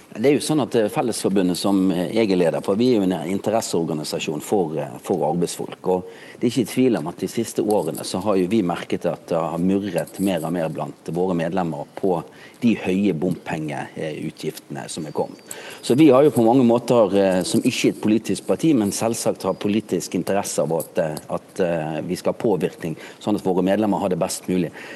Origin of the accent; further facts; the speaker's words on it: Bergen, Vestland, Norway; moved away; jeg er jo bergenser